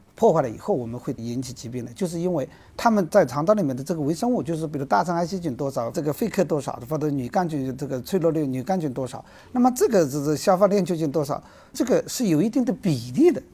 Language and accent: Chinese; China; 对我们中国人